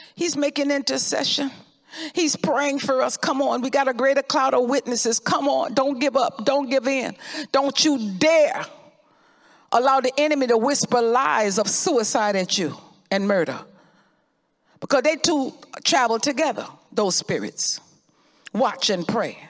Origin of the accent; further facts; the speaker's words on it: Florida, United States; I remember growing up in Florida